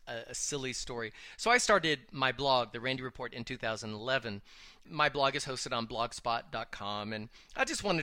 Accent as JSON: {"language": "English", "region": "the South", "country": "United States", "tie": "born or raised there", "said": "I was raised in the South"}